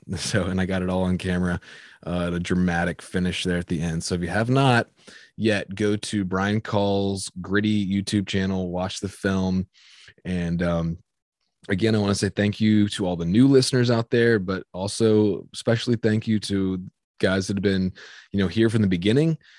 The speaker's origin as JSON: {"language": "English", "town": "Virginia Beach", "region": "Virginia", "country": "United States", "tie": "born or raised there", "said": "I grew up in Virginia Beach"}